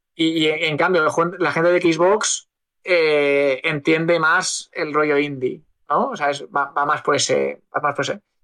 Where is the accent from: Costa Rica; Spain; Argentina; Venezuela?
Spain; somos españoles